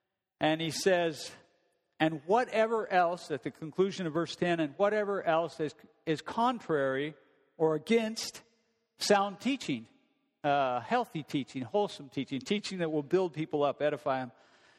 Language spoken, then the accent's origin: English; Nampa, Idaho, United States; I'm a kid from Nampa, Idaho. I was raised in a family, no one knew God.